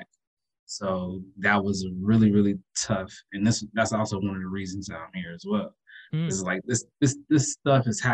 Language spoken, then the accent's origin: English; Dayton, Ohio, United States; I'm from Dayton, Ohio